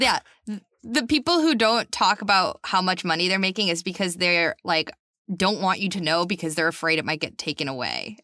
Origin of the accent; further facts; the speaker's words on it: North Shore of Massachusetts, United States; I'm from just north of Boston